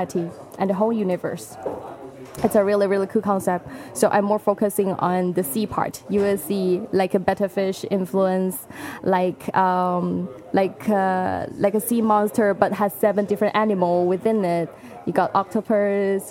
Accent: Shenzhen, Guangdong, China; I grew up in Shenzhen

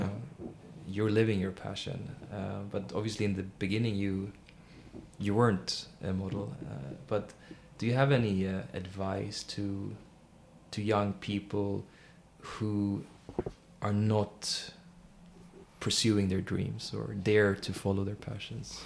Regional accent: Sweden; I grew up in Sweden and experienced a lot of racism

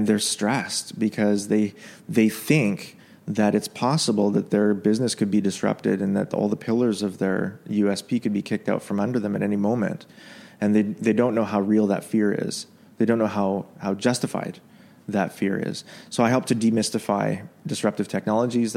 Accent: Canada; also born or lived in Yemen; now in Dubai, United Arab Emirates; as a Canadian

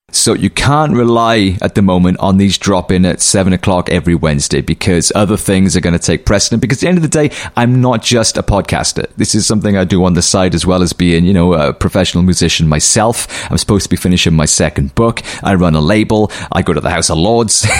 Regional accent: Cardiff, Wales, United Kingdom; that's my hometown

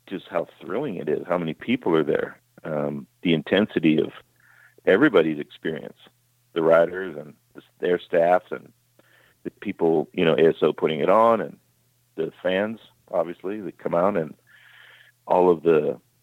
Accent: California, United States; I grew up in California

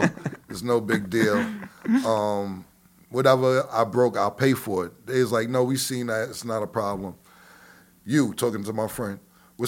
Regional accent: New York City, New York, United States; I'm from 140th Street and Lenox Avenue

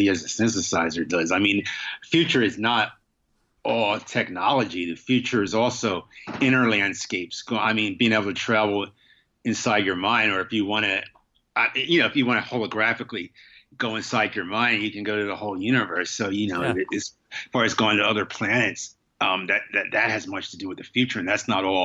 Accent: Wilmington, Delaware, United States; now in New York, United States; I didn't grow up in New York. I grew up in Wilmington, Delaware, but it's a small city

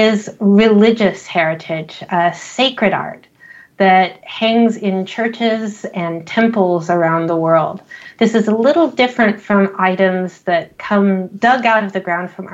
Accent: United States; also born or lived in Scotland; I'm American

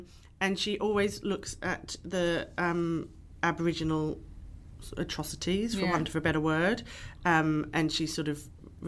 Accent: England, United Kingdom; especially as an English person

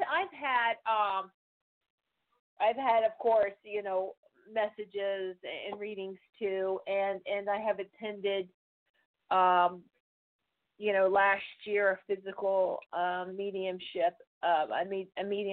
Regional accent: the South, United States; moved away; I'm actually from the south

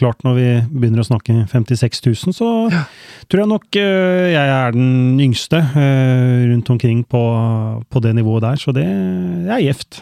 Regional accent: Skien, Vestfold og Telemark, Norway; Jeg har vokst opp på Kleiva, så jeg er eh, ekte Kleiva-gutt. Mm. Eh, born and raised i, i eh, Skien

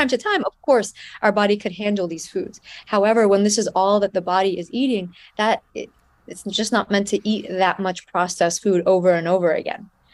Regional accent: United States; I lived in the United States, so even though the food that was served at home was Persian food

